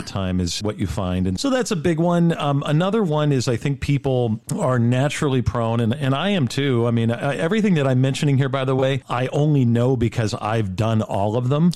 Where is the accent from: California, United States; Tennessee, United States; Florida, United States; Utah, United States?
California, United States; Rancho Cucamonga; moved away as an adult; also born or lived in New York / Roxbury, New Jersey; I was raised here in Rancho Cucamonga